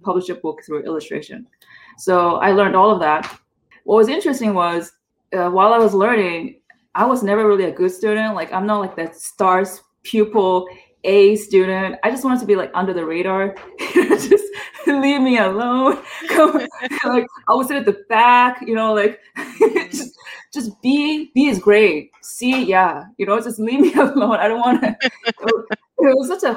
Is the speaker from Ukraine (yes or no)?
no; South Korea; also born or lived in San Francisco, United States; now in United States; I was born in South Korea. I still am Korean, by the way, but I reside here in America